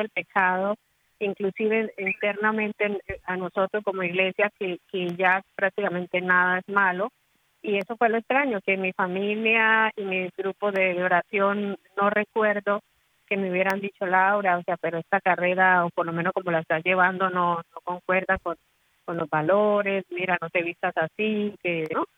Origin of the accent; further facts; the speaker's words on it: Colombia; soy de Colombia